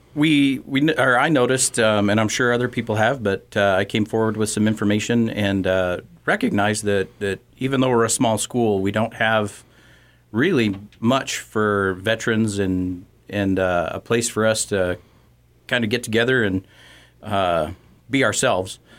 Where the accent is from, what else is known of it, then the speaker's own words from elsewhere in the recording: Torrington, Wyoming, United States; I grew up in Torrington